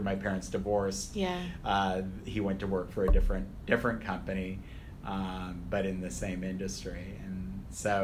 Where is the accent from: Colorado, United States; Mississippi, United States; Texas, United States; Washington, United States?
Washington, United States; Skagit Valley; moved away as an adult; where I grew up in Washington State was not a particularly diverse atmosphere